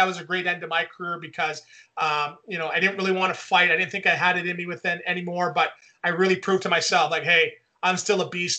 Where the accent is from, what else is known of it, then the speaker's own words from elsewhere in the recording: Quebec, Canada; born there; Yeah, I was born in Quebec.